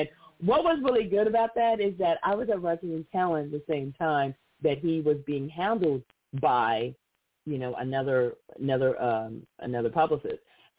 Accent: Los Angeles, California, United States; because I was born and raised in Los Angeles.

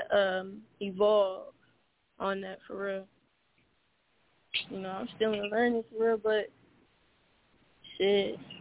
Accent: Portland, Oregon, United States; now in Las Vegas, United States; I'm from Portland, Oregon. I live in Vegas

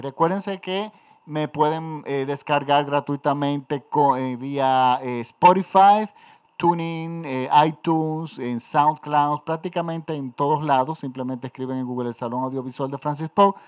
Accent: Dominican Republic; en mi país, en República Dominicana.

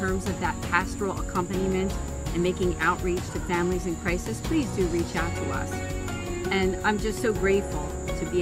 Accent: Philadelphia, Pennsylvania, United States; I'm a Philadelphian

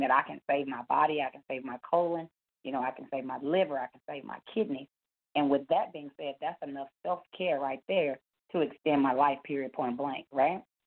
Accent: Dallas, Texas, United States; also born or lived in Garland, Texas; I'm calling you from Garland, Texas, uh, born and raised here in Dallas

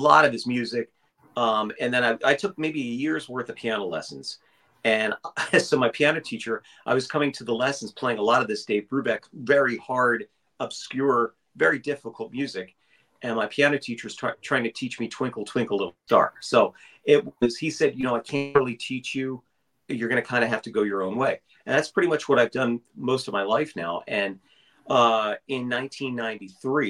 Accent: Bucks County, Pennsylvania, United States; I'm coming from Bucks County, Pennsylvania, which is about 60 miles northeast of Philadelphia

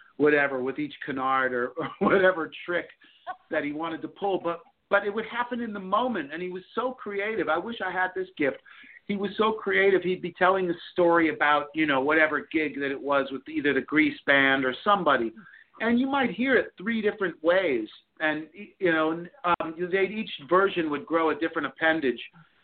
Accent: New York, United States; I've spent most of my life in the South, though I'm from New York.

